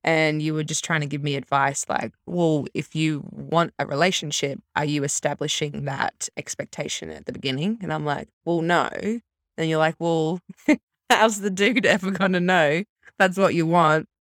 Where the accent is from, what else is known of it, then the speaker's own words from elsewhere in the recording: Brisbane, Queensland, Australia; also born or lived in Melbourne; Grew up in Melbourne, moved up to Brisbane when I was, like, eight, went to school up there